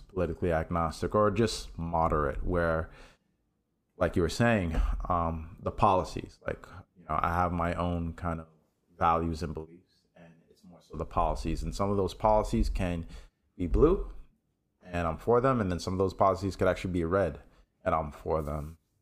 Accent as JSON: {"language": "English", "town": "New York City", "region": "New York", "country": "United States", "tie": "born or raised there", "said": "I grew up in New York City"}